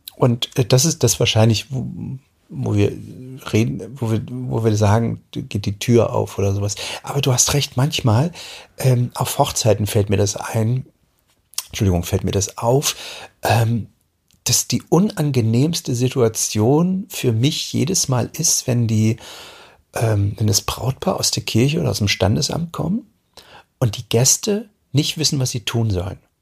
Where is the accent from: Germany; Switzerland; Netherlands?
Germany; East Germany; ich bin ja in der DDR aufgewachsen